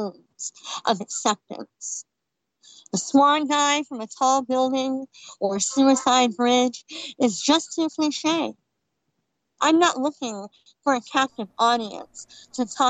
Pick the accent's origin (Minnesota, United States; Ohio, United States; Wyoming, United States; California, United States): California, United States; I'm from California.